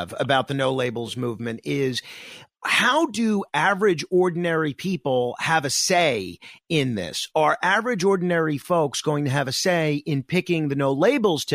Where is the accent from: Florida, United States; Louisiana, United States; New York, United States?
New York, United States; I'm a New Yorker.